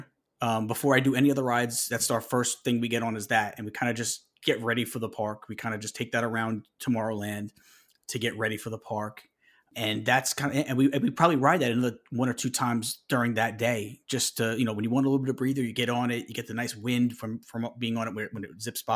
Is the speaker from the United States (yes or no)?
yes; New York, United States; I'm from New York